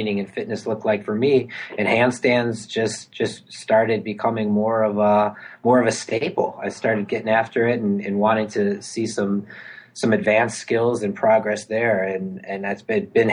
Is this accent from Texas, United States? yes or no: no; Milwaukee, Wisconsin, United States; moved back home to my hometown, Milwaukee, Wisconsin